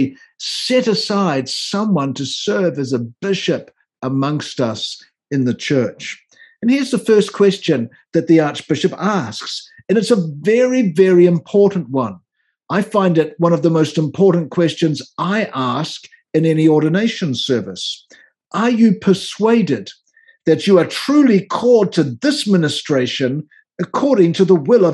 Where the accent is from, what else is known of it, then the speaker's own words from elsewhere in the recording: New Zealand; moved away as an adult; now in Washington, D.C., United States; As you might tell from my accent, I didn't grow up in North America, so my model of the episcopacy came from my years of ordained ministry as an Anglican minister in New Zealand, where I came from